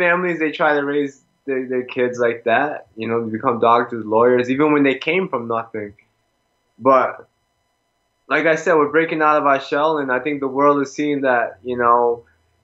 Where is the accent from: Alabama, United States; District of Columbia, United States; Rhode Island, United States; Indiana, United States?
Rhode Island, United States; I'm from the States